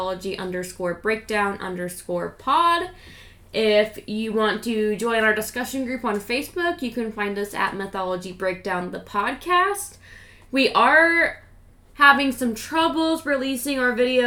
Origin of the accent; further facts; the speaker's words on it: Washington, United States; We're from Washington. We're up in the way Pacific Northwest